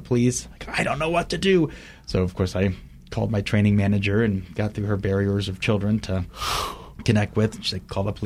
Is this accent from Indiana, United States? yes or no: yes; Fort Wayne, Indiana, United States; moved away; Fort Wayne, my hometown